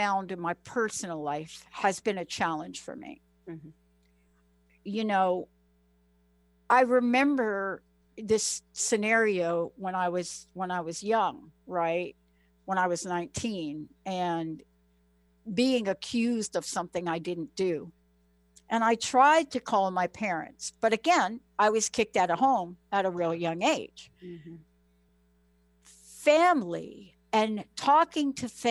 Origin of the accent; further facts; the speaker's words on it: New York, United States; I'm from New York